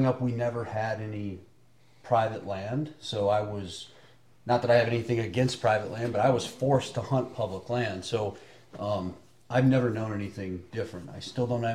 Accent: Michigan, United States; I grew up in Michigan

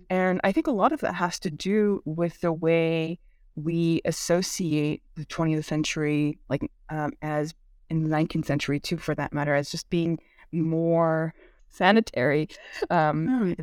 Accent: California Bay Area, United States; first language Korean; English is a second language; I grew up in the California Bay Area

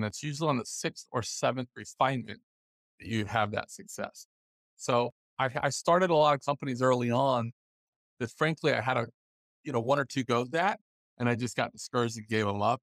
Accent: Los Angeles, California, United States; I grew up in the Los Angeles area

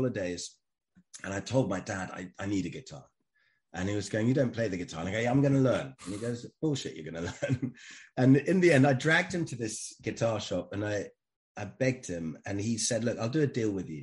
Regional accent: Germany; I grew up in Germany

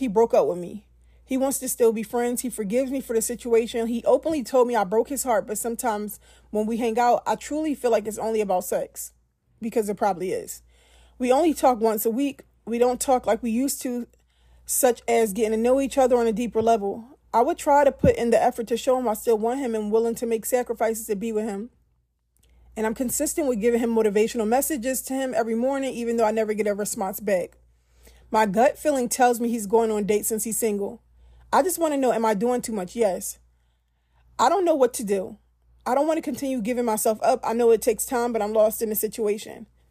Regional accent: Philadelphia, Pennsylvania, United States; I'm from Philly

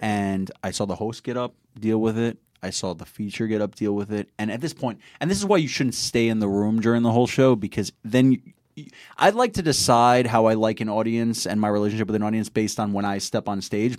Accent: New York City, New York, United States; I'm from Queens

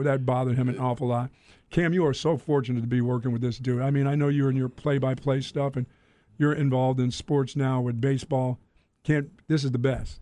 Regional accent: Greensboro, North Carolina, United States; also born or lived in Philadelphia; I grew up in Greensboro, North Carolina when, when, as a young boy

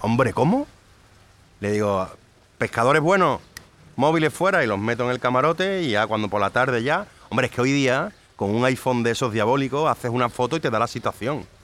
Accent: Cádiz, Andalusia, Spain; also born or lived in France; Soy gaditano de cojones

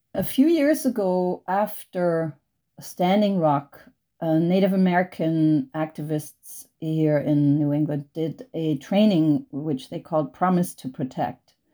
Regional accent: Germany; moved away as an adult; now in United States; I grew up in Germany. I, I grew up on a little, tiny little island in the North Sea without cars

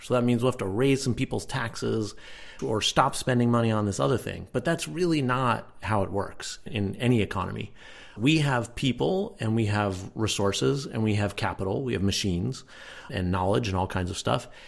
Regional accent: Connecticut, United States; I grew up in Connecticut, which was the richest state in the country at the time

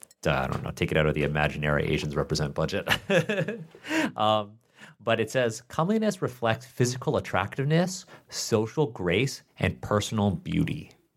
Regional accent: Canada; born there; Like I'm a Canadian born Chinese man

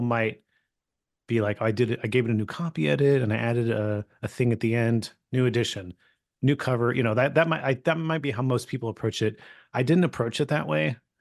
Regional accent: California, United States; I grew up in California

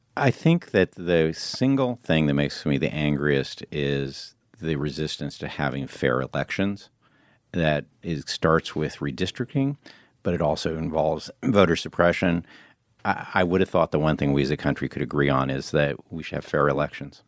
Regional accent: Illinois, United States; moved away; also born or lived in New York; I grew up in Illinois and I go back there

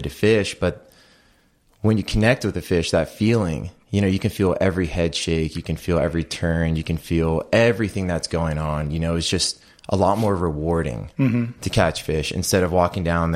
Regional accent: Huntington Beach, California, United States; growing up in Huntington Beach, my dad has a lot of saltwater background

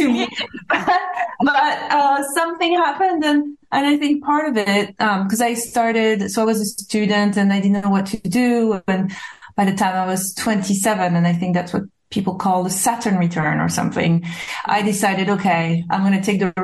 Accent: Corsica, France; English is a second language; moved away as an adult; also born or lived in New York / Los Angeles; now in London, United Kingdom; I was born in Corsica

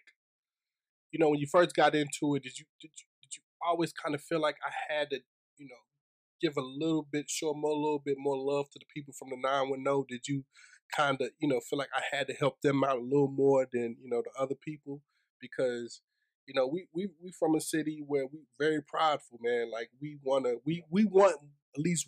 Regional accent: Laurinburg, North Carolina, United States; moved away; I'm from Lawrence, you ain't never heard of it

